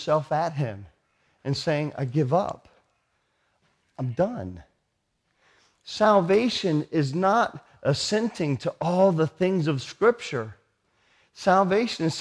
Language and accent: English; United States; I'm American